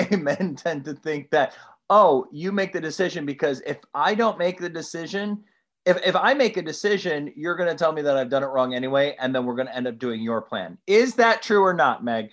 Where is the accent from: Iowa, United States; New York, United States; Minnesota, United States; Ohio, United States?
Ohio, United States; Toledo; I'm from Toledo, Ohio.